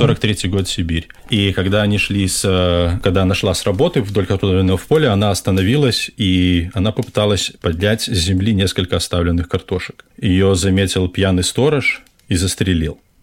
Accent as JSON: {"language": "Russian", "country": "Belarus", "said": "я из Беларуси"}